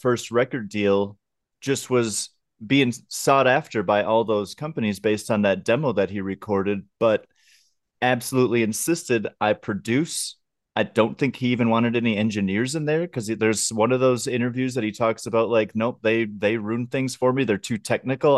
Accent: outside of Minneapolis, Minnesota, United States; I grew up outside of Minneapolis

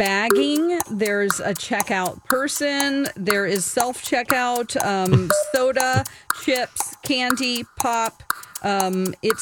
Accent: Springfield, Missouri, United States; From my hometown

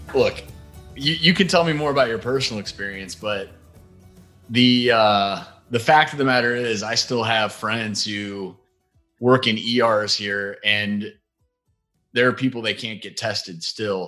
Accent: Midwest, just outside of St. Louis, Missouri, United States; We both grew up in the Midwest

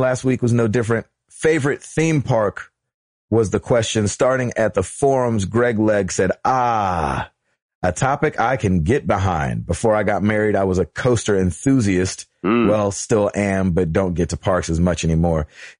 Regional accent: Houston, Texas, United States; now in Illinois, United States; because of where I grew up, it'd have to be Six Flags Astro World back in Houston, Texas. Problem is, back in 2009, I went back to visit. I currently live in Illinois

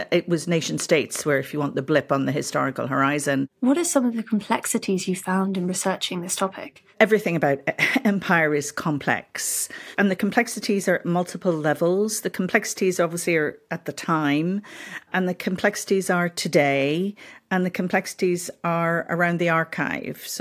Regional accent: Belfast, Northern Ireland, United Kingdom; also born or lived in Zambia; I was born in Africa in a former uh, British colony that's now modern day Zambia. And then I grew up in Northern Ireland

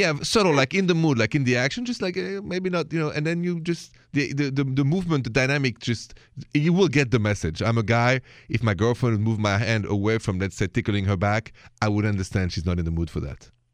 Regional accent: France

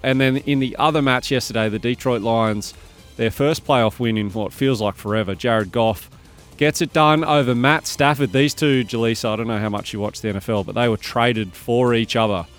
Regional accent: Bathurst, New South Wales, Australia; now in Sydney, Australia; I grew up in Bathurst, and uh, when I finished school when I was 17 years old, I moved to Sydney.

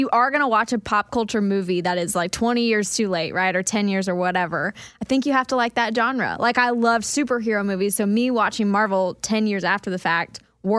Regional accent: Wichita, Kansas, United States; I mean, yeah, growing up in Wichita, there was not a lot to do.

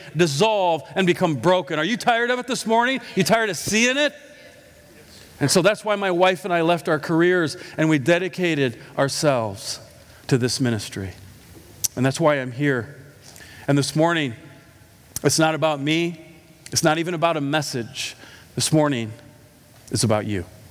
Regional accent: Iowa, United States; I'm from Iowa

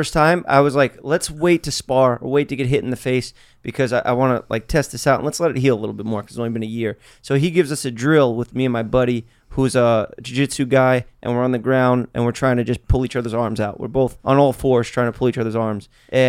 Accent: New York, United States; I say coffee and water. Because I'm from New York.

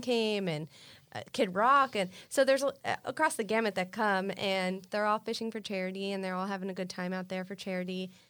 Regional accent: Miami Beach, Florida, United States; I grew up on Miami Beach.

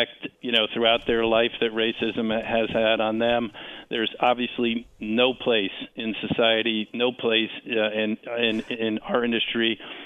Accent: Washington, District of Columbia, United States; right here in my hometown of Washington

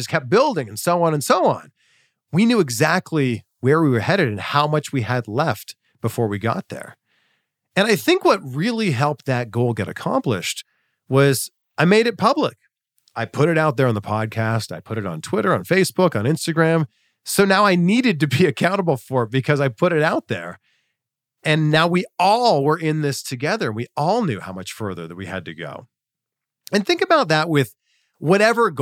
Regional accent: about an hour from Peterborough, Ontario, Canada; a TV station about an hour away from my hometown, Chex TV in Peterborough, Ontario.

